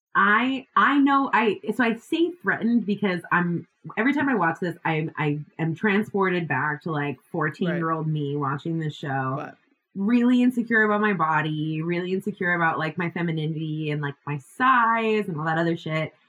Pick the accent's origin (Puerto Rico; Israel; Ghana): Puerto Rico; I grew up in Puerto Rico